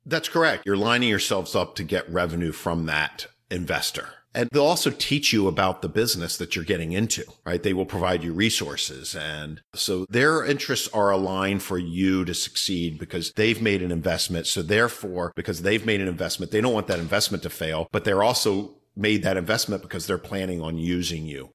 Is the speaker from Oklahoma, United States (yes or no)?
no; Northern Virginia, United States; moved away as an adult; also born or lived in Baltimore area / California; I was from Northern Virginia